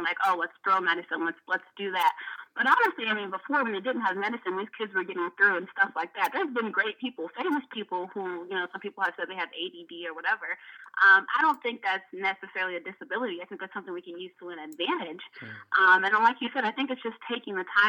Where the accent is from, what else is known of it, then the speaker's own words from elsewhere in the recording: Montgomery County, Maryland, United States; I'm from Montgomery County, so obviously I got to go in a good school system